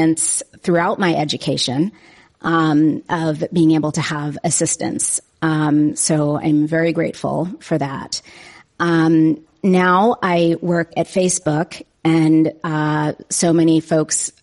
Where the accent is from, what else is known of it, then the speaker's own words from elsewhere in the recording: East Palo Alto, California, United States; I grew up in East Palo Alto, California